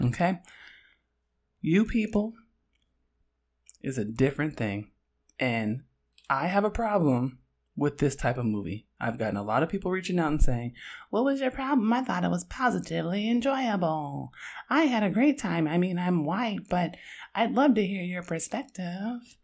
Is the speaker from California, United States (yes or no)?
yes; Oakland, California, United States; I'm from Oakland